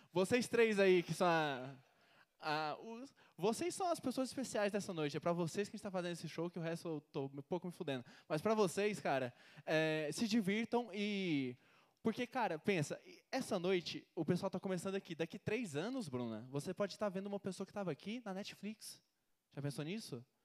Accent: Goiânia, Goiás, Brazil; sou de Goiânia

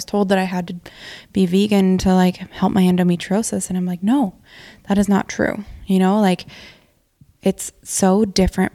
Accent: Montana, United States; moved away; I grew up in Montana

